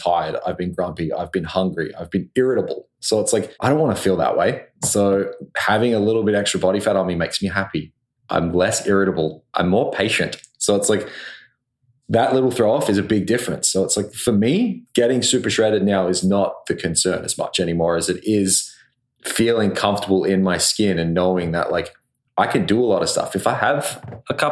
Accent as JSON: {"language": "English", "country": "Australia", "moved": "yes", "lives_now": "Vancouver, Canada", "said": "I'm the Australian guy that lives in the area"}